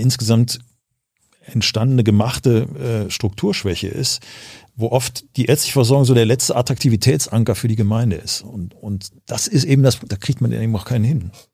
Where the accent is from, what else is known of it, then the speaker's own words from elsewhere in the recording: Düsseldorf, North Rhine-Westphalia, Germany; also born or lived in Cologne; ich bin geboren in Köln, aufgewachsen in Düsseldorf